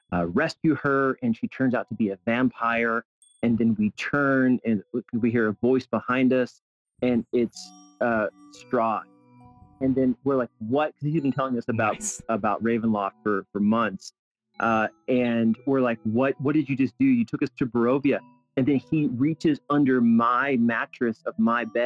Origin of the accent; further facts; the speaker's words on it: South Carolina, United States; now in Albuquerque, United States; I grew up in South Carolina